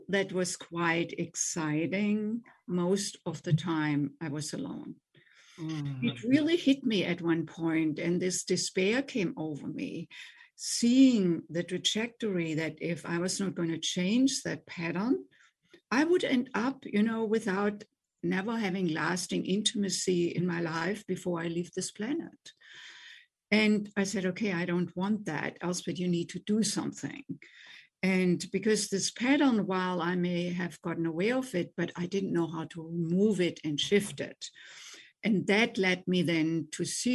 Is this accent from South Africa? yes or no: no; Germany; English is a second language; moved away as an adult; also born or lived in Boston, United States; now in United States; I grew up in Germany, as you already mentioned, as you probably can tell from my accent, and came to the United States in my late 20s